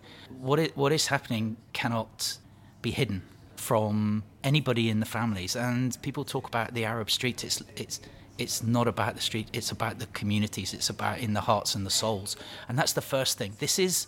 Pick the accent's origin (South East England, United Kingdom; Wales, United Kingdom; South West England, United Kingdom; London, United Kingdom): South West England, United Kingdom; Plymouth; I grew up in Plymouth, went to the local primary school